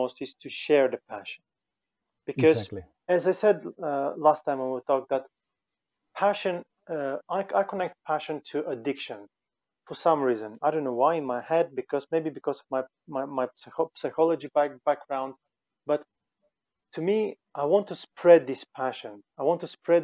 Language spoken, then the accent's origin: English; Finland; we're both from Finland